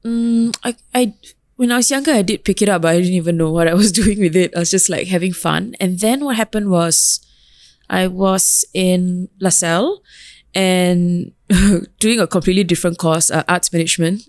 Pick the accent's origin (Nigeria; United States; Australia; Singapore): Singapore; moved away; also born or lived in London; as a Singaporean Tamil